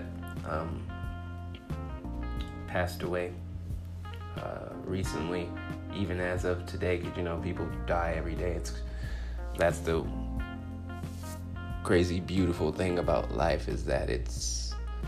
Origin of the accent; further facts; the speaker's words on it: Compton, California, United States; now in Phoenix, United States; I'm a 10-year comedian in the Phoenix, Arizona area, and I'm originally from Compton, California.